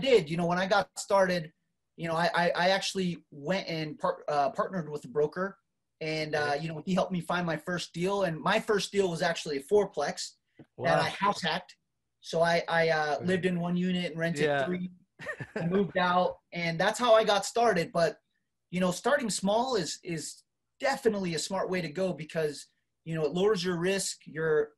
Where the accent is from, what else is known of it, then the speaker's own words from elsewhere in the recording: Marshall Islands; now in United States; I came from the Marshall Islands, man. I'm first generation immigrant here in the U.S.